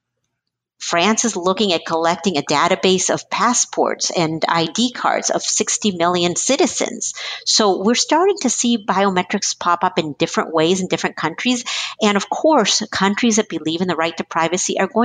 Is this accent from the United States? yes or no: yes; United States; also born or lived in Chile; I, as an American